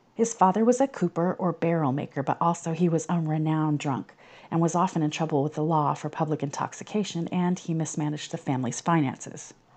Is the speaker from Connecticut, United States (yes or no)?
yes; Norwich, Connecticut, United States; the marina in my hometown where, like, I go to the Fourth of July fireworks and where I fish